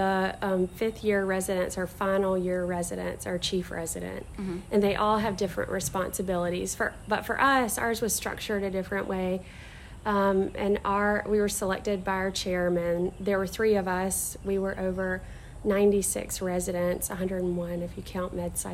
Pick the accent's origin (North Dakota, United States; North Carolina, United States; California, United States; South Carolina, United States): South Carolina, United States; Florence; also born or lived in Spartanburg, South Carolina / Charleston, South Carolina; I'm from Florence, South Carolina.